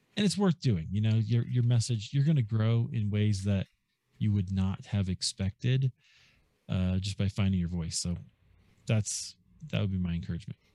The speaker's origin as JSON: {"language": "English", "town": "Des Moines", "region": "Iowa", "country": "United States", "tie": "born or raised there", "also_born_or_lived": "Chicago", "moved": "as an adult", "said": "I grew up in Des Moines, Iowa"}